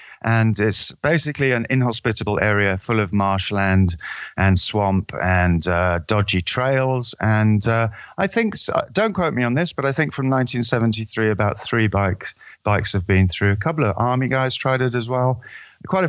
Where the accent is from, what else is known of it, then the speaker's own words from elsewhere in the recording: Eswatini; I'm from Swaziland in Southern Africa, otherwise known as Eswatini